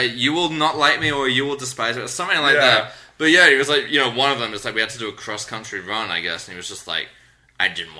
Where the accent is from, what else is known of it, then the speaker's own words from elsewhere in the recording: England, United Kingdom; moved away; I'm from England